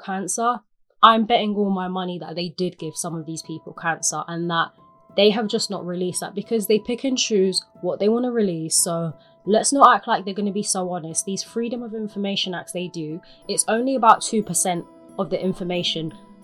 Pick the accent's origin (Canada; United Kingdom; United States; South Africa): United Kingdom; London; as a Londoner, you'll find yourself using the train to get around the city, and you probably have used it since you were a young child